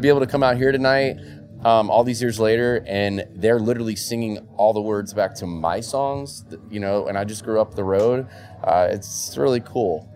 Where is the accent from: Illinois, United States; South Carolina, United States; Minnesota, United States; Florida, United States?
Florida, United States; moved away as an adult; my home state of Florida.